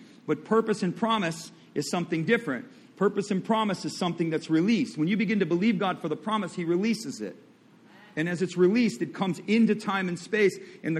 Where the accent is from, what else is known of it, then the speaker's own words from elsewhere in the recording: Midwest, United States; I come from the Midwest. I know what goes on.